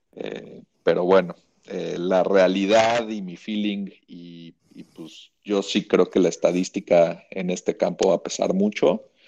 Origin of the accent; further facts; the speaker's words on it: Mexico; era de México